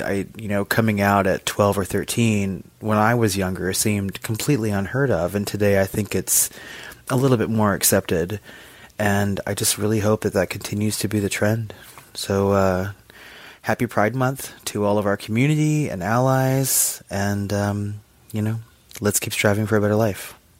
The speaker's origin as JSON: {"language": "English", "region": "Texas", "country": "United States", "tie": "born or raised there", "said": "I currently live in Texas. I grew up in Texas"}